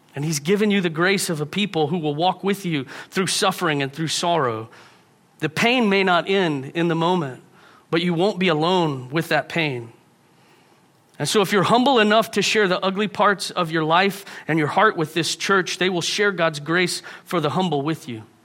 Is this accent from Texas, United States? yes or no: yes; Houston, Texas, United States; moved away; I grew up in Houston. If you've been to Houston, it's a great place to be from.